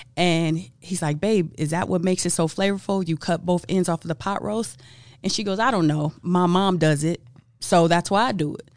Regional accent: Los Angeles, California, United States; I'm from Los Angeles, land of the hookups

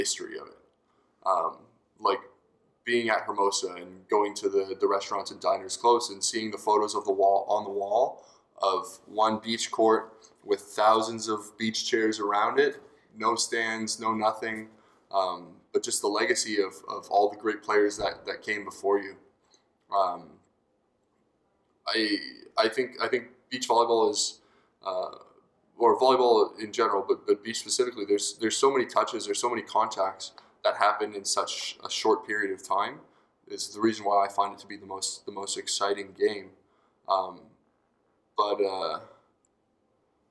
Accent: Canada; growing up in the Canadian system

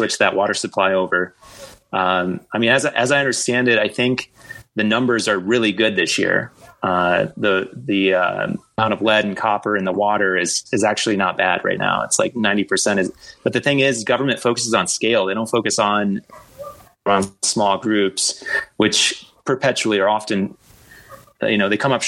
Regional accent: Michigan, United States; I'm from Michigan, not from Flint

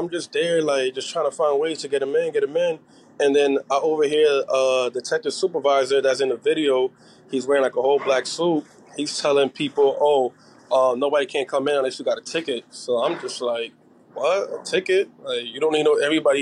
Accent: New York City, New York, United States; now in New Jersey, United States; I'm originally from Brooklyn and Queens

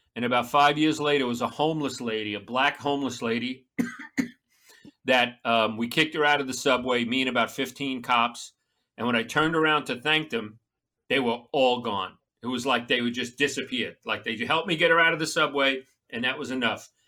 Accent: Long Island, New York, United States; moved away; I'm a Long Island maggot

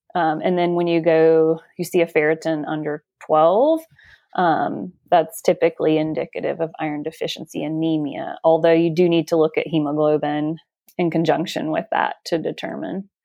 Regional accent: Alabama, United States; now in Washington, United States; I am from Alabama, but I now live in the state of Washington.

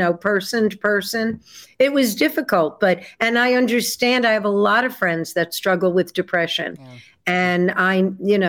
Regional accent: New York City, New York, United States; moved away as an adult; now in Nashville, United States; I was born and raised in New York City.

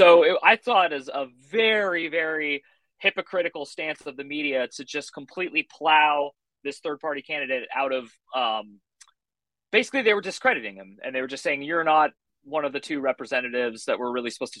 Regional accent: California, United States; now in Phoenix, United States; I'm a 41-year-old writer located in Phoenix, Arizona. I'm originally from the Bay Area of California, and I've lived all over the country. I've lived in like 9 or 10 different states.

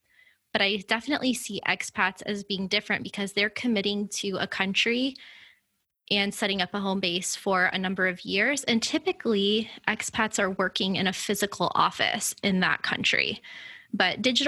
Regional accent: Florida, United States; born or raised there; moved away as an adult; now in Miami, United States

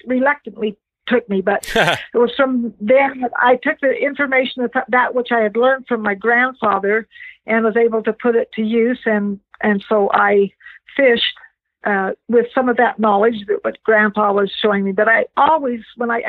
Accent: Roosevelt, Utah, United States; I am from a little town in Utah called Roosevelt

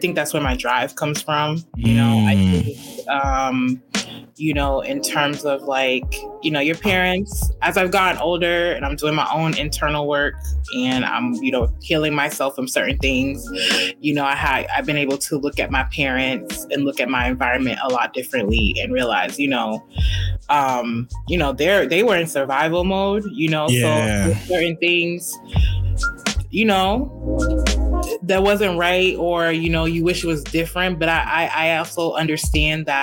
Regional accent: Cambridge, Massachusetts, United States; moved away as an adult; also born or lived in Boston, Massachusetts; now in Houston, United States; I grew up in Cambridge

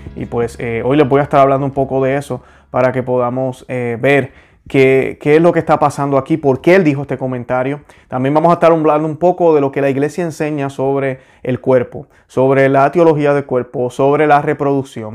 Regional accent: Puerto Rico; moved away as an adult; now in Florida, United States; yo soy puertorriqueño, soy boricua. Yo nací en Puerto Rico, orgullosamente lo estoy. Eh, me mudé aquí en la Florida en el 2003.

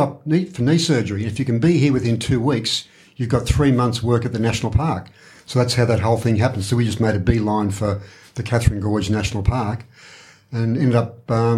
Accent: Warrnambool, Victoria, Australia; The Nestles factory in Dennington. So that was an outer suburb of Warrnambool, but not really.

